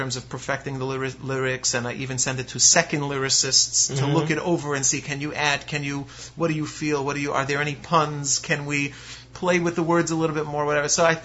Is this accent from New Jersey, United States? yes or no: yes; Lakewood, New Jersey, United States; I'm a guy from Lakewood, you know, I'm a Sephardi guy